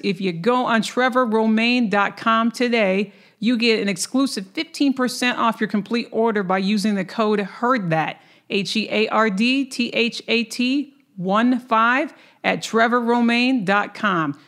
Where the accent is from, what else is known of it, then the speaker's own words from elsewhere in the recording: Lansing, Michigan, United States; That is also my hometown